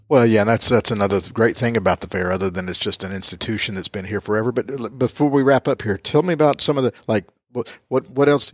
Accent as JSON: {"language": "English", "town": "Rome", "region": "Georgia", "country": "United States", "tie": "born or raised there", "said": "I was born at Floyd Hospital inside the city limits"}